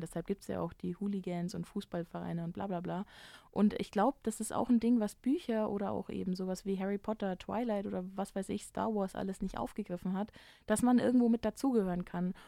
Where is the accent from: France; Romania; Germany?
Germany; als Deutscher